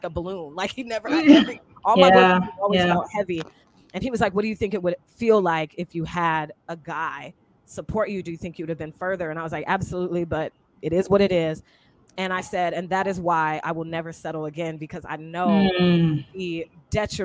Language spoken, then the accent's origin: English; Seattle, Washington, United States; moved away as an adult; I was 18 from Seattle, Washington